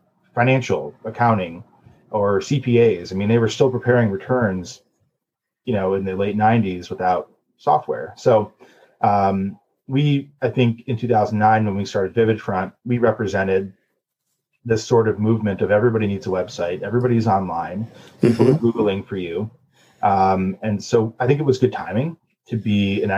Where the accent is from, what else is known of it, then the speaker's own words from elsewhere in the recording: Cleveland, Ohio, United States; also born or lived in New York; I grew up in Cleveland